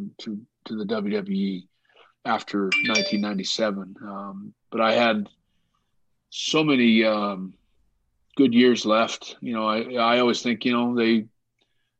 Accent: Canada

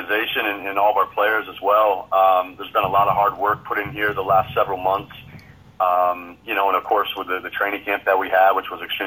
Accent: Barre, Vermont, United States; moved away as an adult; also born or lived in Plattsburgh, New York; now in Moncton, Canada; I was born in upstate New York, Plattsburgh, New York, to be exact. But I was raised in Barrie, Vermont, which is located in central Vermont. That's where I pretty much spent all my youth years growing up there.

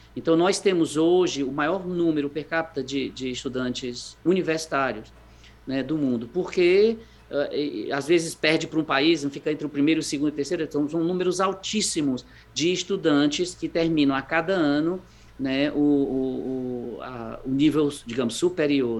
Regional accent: Fortaleza, Ceará, Brazil; moved away as an adult; Sou daí, sou de Fortaleza, nasci aí. Uh, e, e aí fiquei até mais ou menos a faculdade, quando eu fui embora

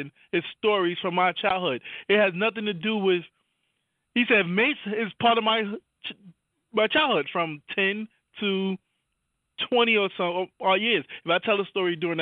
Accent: New York City, New York, United States; I'm from Harlem.

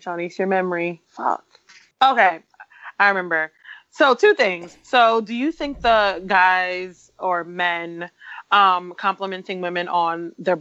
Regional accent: New York, United States; growing up in New York

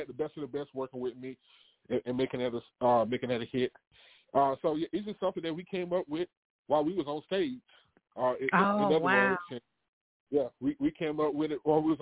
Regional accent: Winnsboro, South Carolina, United States; Born and raised in South Carolina.

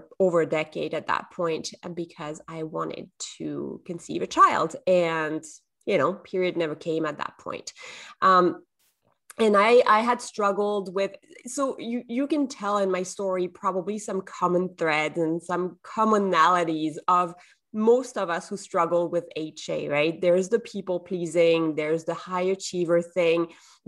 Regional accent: southern France, France; English is a second language; now in Canada; I'm from the south of France originally, but I live in Canada now

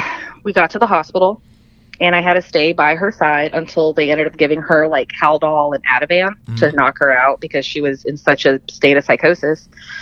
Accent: Philippines; Yeah. I was born in the Philippines. I'm that baby.

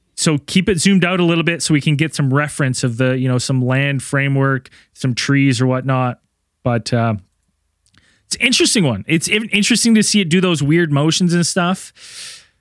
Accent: Canada; I'm Canadian

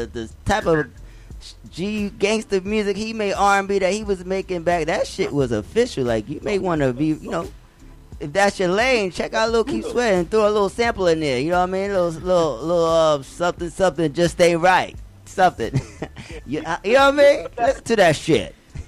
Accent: Bronx, New York, United States; now in Atlanta, United States; I'm a nomad. I'm from the Bronx. I live in the Bronx.

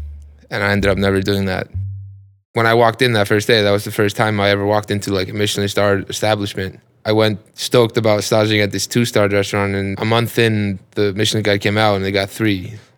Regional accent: Iceland; I'm a cook from Iceland.

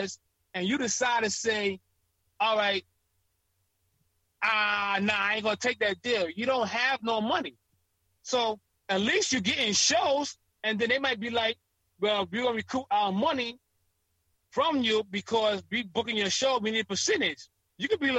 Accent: New York City, New York, United States; I'm from Queens

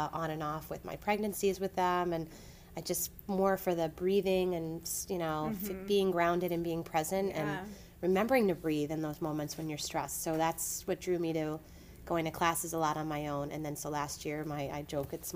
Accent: Lower Westchester County, New York, United States; also born or lived in Boston; I grew up in Lower Westchester County

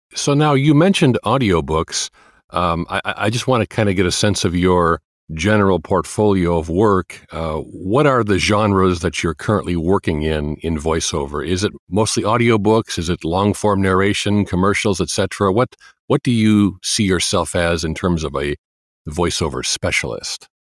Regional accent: Chicago, Illinois, United States; I'm from Chicago

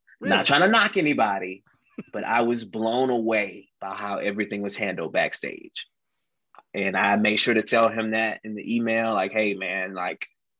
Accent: the South, United States; you know, we're from the South. We don't know how to handle that snow.

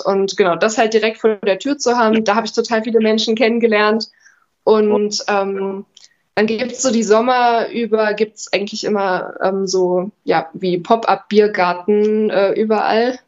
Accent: near Chemnitz, Saxony, Germany; moved away as an adult; also born or lived in Jena; now in Erfurt, Germany; ich komme aus der Nähe von Chemnitz, bin da zur Schule gegangen

